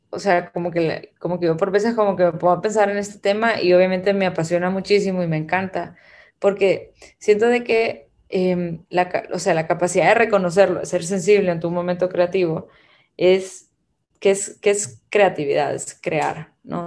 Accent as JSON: {"language": "Spanish", "country": "Guatemala", "tie": "born or raised there", "also_born_or_lived": "Abu Dhabi", "moved": "yes", "lives_now": "El Salvador", "said": "nací en Guatemala, pero vivo en El Salvador"}